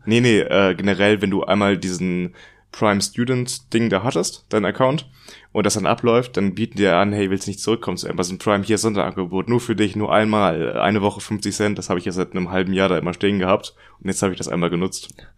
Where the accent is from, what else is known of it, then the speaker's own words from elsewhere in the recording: Germany; Bei uns in Deutschland